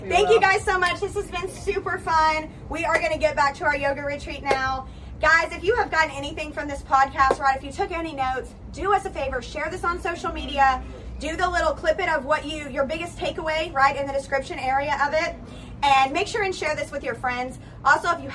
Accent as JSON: {"language": "English", "region": "Texas", "country": "United States", "said": "I am so Texan"}